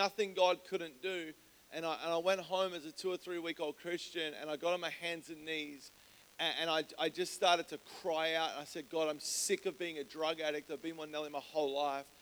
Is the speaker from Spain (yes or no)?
no; Melbourne, Victoria, Australia; moved away as an adult; now in San Diego, United States; I grew up in Melbourne, Australia